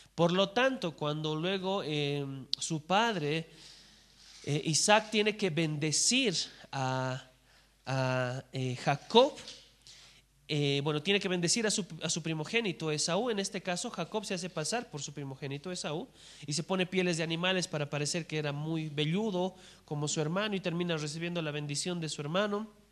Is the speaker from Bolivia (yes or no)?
yes; Bolivia; en nuestra nación, en Bolivia